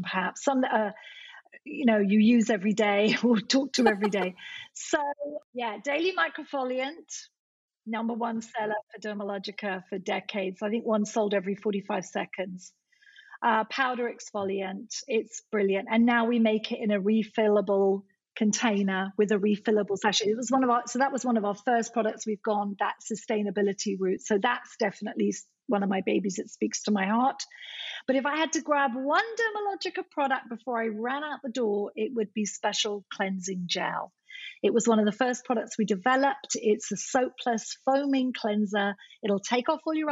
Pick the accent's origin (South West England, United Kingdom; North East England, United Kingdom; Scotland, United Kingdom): Scotland, United Kingdom; moved away; I'm Scottish by birth